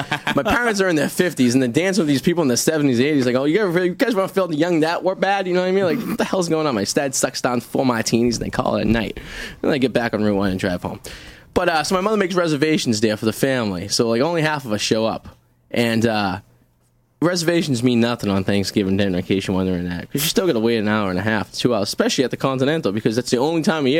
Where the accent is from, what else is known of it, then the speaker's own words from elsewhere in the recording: Revere, Massachusetts, United States; I grew up in Revere in a teeny ass house